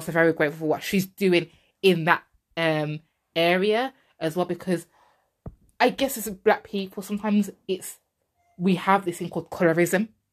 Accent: England, United Kingdom; I wasn't born there. I was born in England. I was born in England. But obviously, you know, my roots are Jamaican

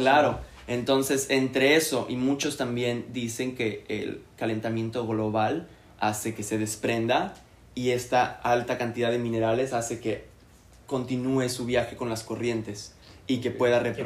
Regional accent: Puerto Aventuras, Quintana Roo, Mexico; also born or lived in Playa del Carmen; Yo crecí en Puerto Aventuras, que es un complejo privado a quince minutos de Playa del Carmen.

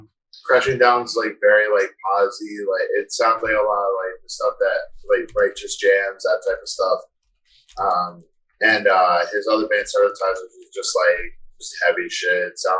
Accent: Delaware, United States; I'm from Delaware.

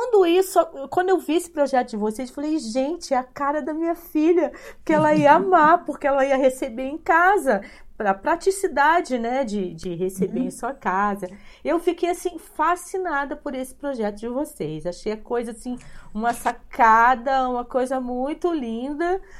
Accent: Amparo, Rio de Janeiro, Brazil; É, muito feliz em saber que é de Amparo, onde nasci, vivi 16 anos.

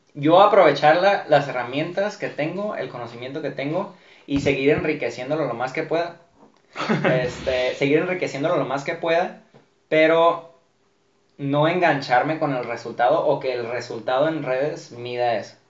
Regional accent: Mexico; como mexicanos

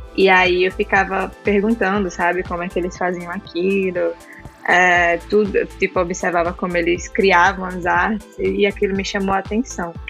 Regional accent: João Pessoa, Paraíba, Brazil; moved away as an adult; now in Santa Catarina, Brazil; eu sou natural de João Pessoa, na Paraíba

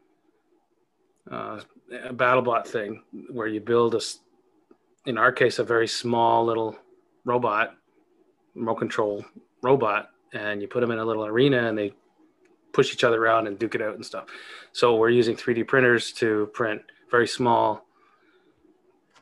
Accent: Canada; I was born in Canada, so and lived here my entire life, mostly living in small towns.

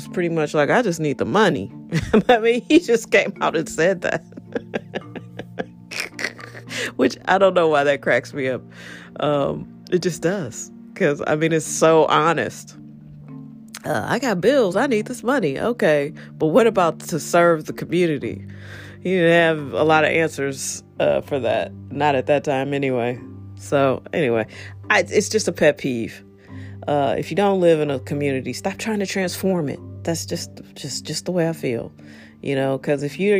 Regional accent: St. Louis, Missouri, United States; also born or lived in Los Angeles; I'm from here. I'm from St. Louis

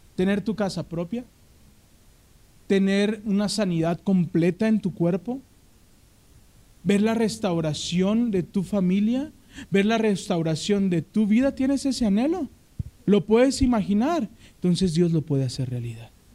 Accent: Mexico; como buen mexicano

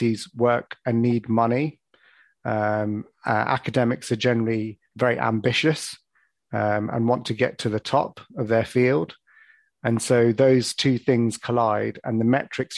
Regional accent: London, United Kingdom; moved away as an adult; now in Birmingham, United Kingdom; I was born and brought up in Northwest London

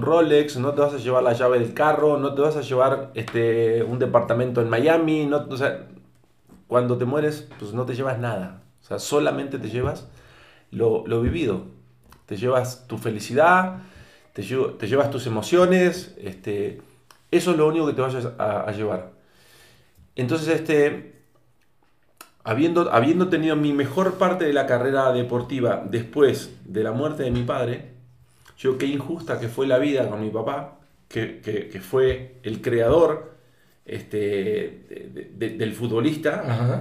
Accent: Argentina; moved away as an adult; now in Zapopan, Mexico; siendo argentino

